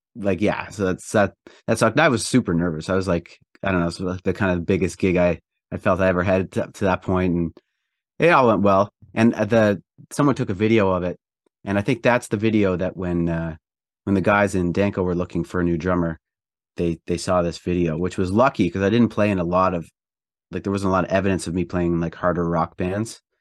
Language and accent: English; Prince Edward Island, Canada; I grew up in Eastern Canada in a province called Prince Edward Island